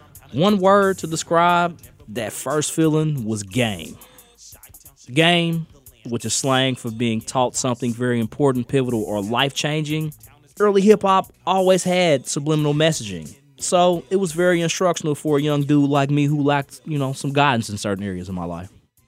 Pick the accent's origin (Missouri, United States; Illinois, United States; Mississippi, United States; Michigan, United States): Missouri, United States; Kansas City; born or raised there